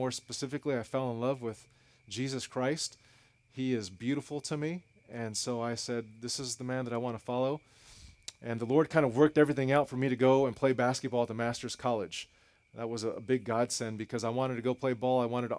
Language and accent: English; Los Angeles, California, United States; I grew up in East Los Angeles. Some people say they grew up in the hood, but they don't mean that. I grew up in the hood. The Matavia Projects is where I come from